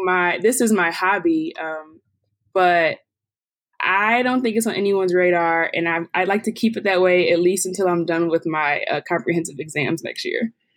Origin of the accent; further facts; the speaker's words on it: Detroit, Michigan, United States; moved away as an adult; now in Pittsburgh, United States; I'm from Detroit